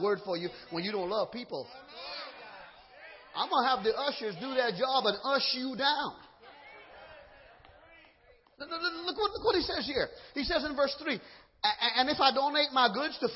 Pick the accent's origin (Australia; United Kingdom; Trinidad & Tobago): Trinidad & Tobago; now in Georgia, United States; I'm from Trinidad